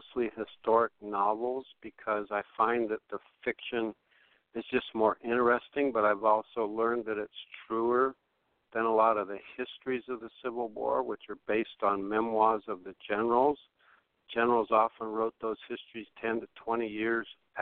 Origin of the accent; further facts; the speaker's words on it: Los Angeles, California, United States; I was born and raised here in Los Angeles